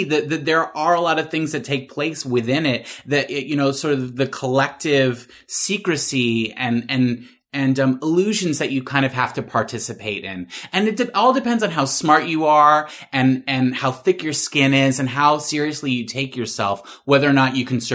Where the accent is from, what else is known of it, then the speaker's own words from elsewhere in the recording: Massachusetts, United States; I'm from Massachusetts